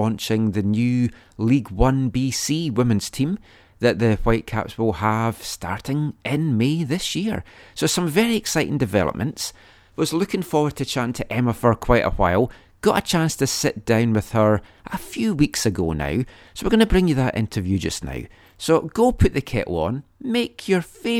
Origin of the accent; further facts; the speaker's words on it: Scotland, United Kingdom; now in Vancouver, Canada; I'm from Scotland, it's a small country